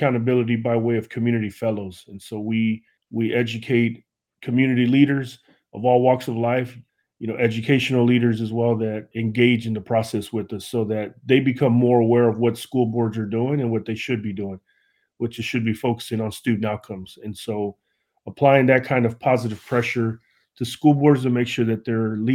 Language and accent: English; Fort Worth, Texas, United States; I'm from Fort Worth, Texas, and I'm also in my third term here serving in Fort Worth Independent School District